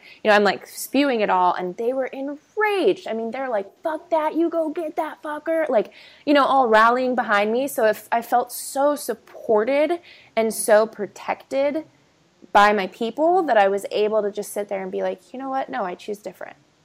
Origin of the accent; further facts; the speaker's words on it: California, United States; also born or lived in Texas / New Orleans; I was born in Texas, raised in California